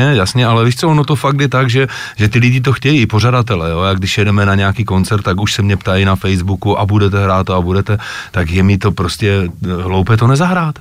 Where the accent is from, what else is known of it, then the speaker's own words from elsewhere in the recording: Moravia, Czechia; jde slyšet, že jsem z Moravy